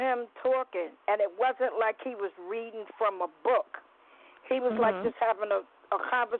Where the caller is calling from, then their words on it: New York City, New York, United States; I'm calling from the Bronx.